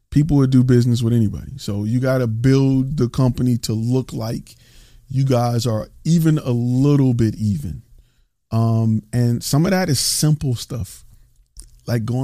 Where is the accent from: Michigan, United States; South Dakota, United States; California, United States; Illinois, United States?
Michigan, United States; Detroit; now in Dallas, United States; I'm from Plymouth Road on Detroit